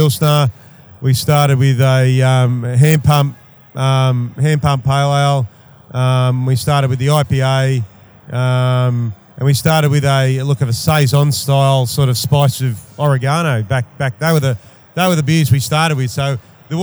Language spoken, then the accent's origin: English; Newcastle, New South Wales, Australia; moved away as an adult; also born or lived in Sydney; now in Canberra, Australia; I grew up in Newcastle. Went to Sydney, did some uni in Sydney